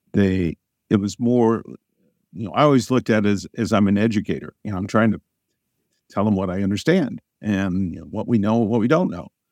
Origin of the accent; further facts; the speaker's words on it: Southern Illinois, United States; I grew up in Southern Illinois on a farm.